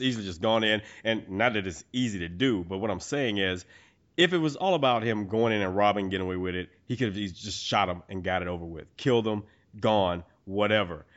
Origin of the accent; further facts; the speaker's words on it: Texas, United States; I'm a Texan